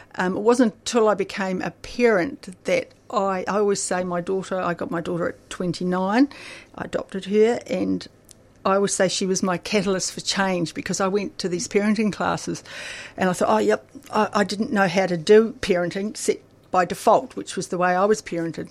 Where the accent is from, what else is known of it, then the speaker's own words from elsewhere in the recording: Akaroa, Canterbury, New Zealand; also born or lived in Christchurch, New Zealand; now in Melbourne, Australia; I grew up in a little country town in New Zealand called, which is a beautiful paradise called Akaroa